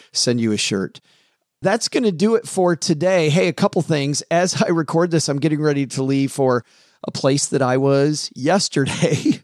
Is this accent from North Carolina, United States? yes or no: no; Kalamazoo, Michigan, United States; my hometown of Kalamazoo, Michigan